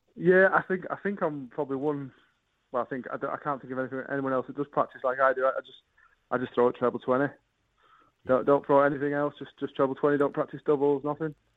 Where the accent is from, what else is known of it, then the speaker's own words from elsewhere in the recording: Bradford, Yorkshire and the Humber, United Kingdom; I'm from Bradford